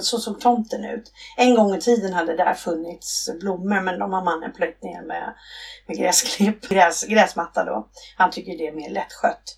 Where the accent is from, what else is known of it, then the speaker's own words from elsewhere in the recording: Stockholm, Stockholm County, Sweden; moved away as an adult; now in Blekinge, Sweden; jag är från Stockholm ursprungligen